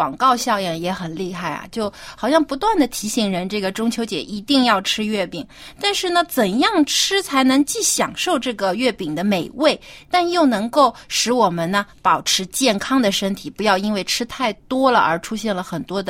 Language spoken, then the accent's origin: Chinese; Jiangsu, China; 我老家是在江苏嘛，就是是中国南方。